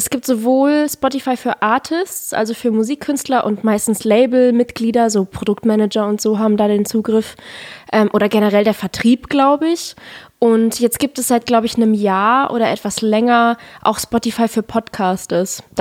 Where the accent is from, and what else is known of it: Black Forest, Baden-Württemberg, Germany